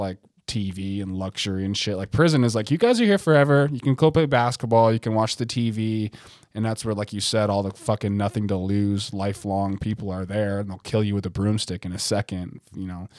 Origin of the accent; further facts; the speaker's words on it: United States; I'm American